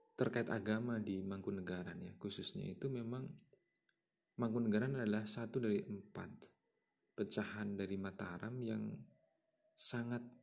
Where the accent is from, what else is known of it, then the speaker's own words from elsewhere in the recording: Karanganyar, Central Java, Indonesia; saya lahir di Karanganyar